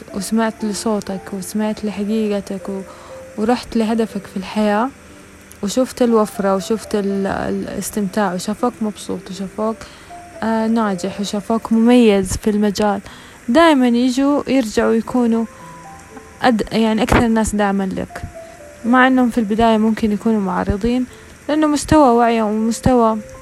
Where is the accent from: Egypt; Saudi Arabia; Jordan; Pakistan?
Saudi Arabia; the Western Region, Hejaz; عندنا في الغربية